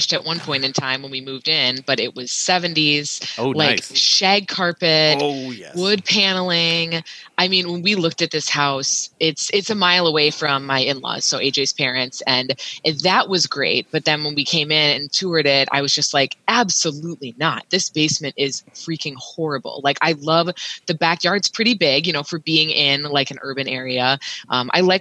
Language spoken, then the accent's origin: English; Iowa, United States; I'm a city girl